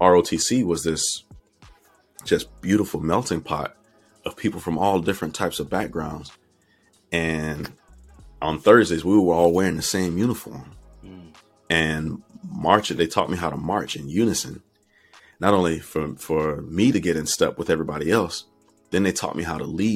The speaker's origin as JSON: {"language": "English", "town": "Fort Pierce", "region": "Florida", "country": "United States", "tie": "born or raised there", "said": "growing up in Fort Pierce, Florida at that time"}